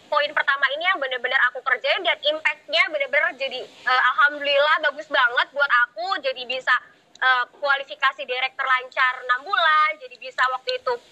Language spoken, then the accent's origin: Indonesian; Serang, Banten, Indonesia; salam kenal ya teman-teman aku dari Serang